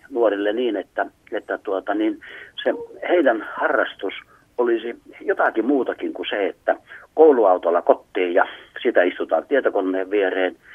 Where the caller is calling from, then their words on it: Tervola, Lapland, Finland; on täällä oikein hyvää iltaa ja en ole Kemistä, kun olen Tervolasta.